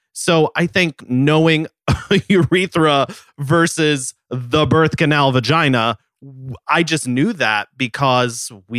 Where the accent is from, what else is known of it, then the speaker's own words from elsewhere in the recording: Dallas, Texas, United States; I grew up in Dallas, Texas.